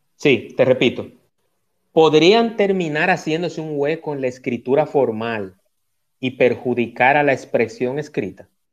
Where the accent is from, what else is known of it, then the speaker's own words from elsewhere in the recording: Dominican Republic; mi país, porque soy dominicano